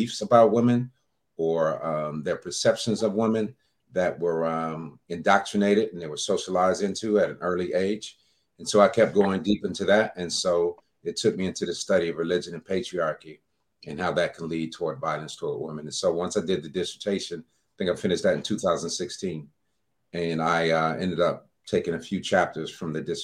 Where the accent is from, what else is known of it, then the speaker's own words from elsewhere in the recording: Detroit, Michigan, United States; moved away as an adult; now in Atlanta, United States; I'm in Atlanta, Georgia now. I've been here for about 10 years. I'm from Detroit, Michigan